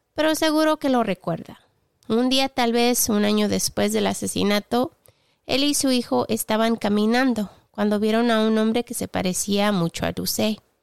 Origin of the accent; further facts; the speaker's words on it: southern Spain, Spain; now in England; sur de España que es de donde soy, aquí en Inglaterra, donde vivo